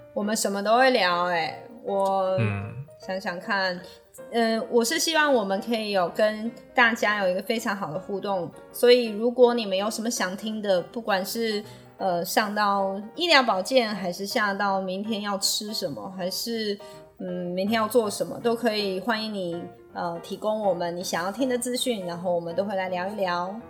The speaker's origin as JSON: {"language": "Chinese", "country": "Taiwan", "said": "我们台湾人很努力地，很有，呃，应该是说很团结地把我们的台湾保护得很好"}